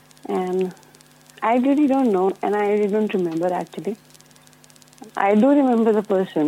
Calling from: New Zealand; I'm calling from New Zealand.

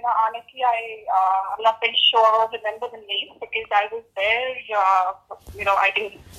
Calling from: Delhi, India; I'm calling from Delhi.

